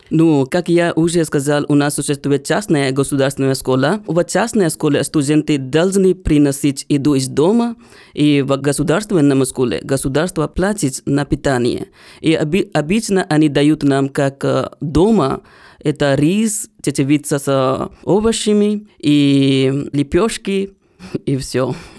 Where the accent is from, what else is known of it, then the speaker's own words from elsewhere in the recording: Bodh Gaya, Bihar, India; Russian is a second language; now in Russia; я из Индии, и вы будете удивлены, узнав, что я из того города, где Будда стал просветленным. И вот поэтому город получил свое название в честь Будды, и сейчас мы называем этот город Бодгая